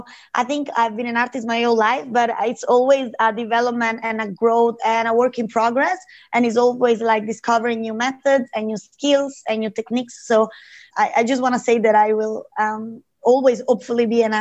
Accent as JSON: {"language": "English", "area": "Lake Como", "region": "Lombardy", "country": "Italy", "tie": "born or raised there", "moved": "as an adult", "lives_now": "Australia", "said": "I come from Italy, from Lake Como"}